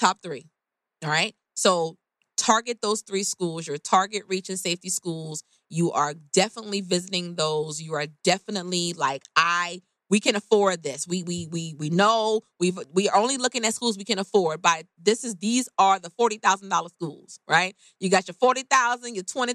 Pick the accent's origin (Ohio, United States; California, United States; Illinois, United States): California, United States; Oakland; I'm from Oakland